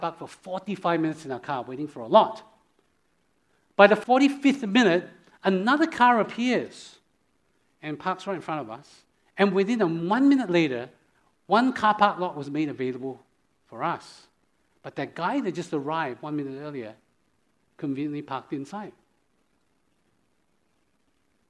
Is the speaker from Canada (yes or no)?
no; Australia; moved away; I'm from Australia